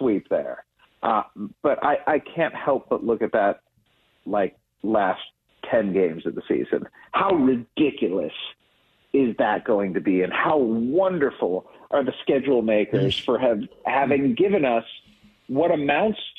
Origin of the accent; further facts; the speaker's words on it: Cleveland, Ohio, United States; I grew up in Cleveland